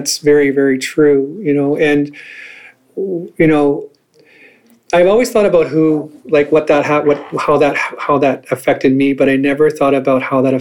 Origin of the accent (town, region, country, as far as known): northern Manitoba, Canada; born or raised there; also born or lived in St. Rose du Lac, Manitoba / Crane River, Manitoba / Dauphin, Manitoba